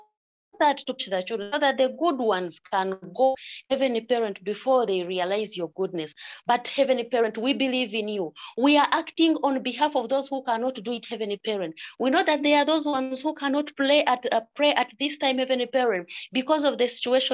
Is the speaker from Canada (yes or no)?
no; Uganda; I'm from Uganda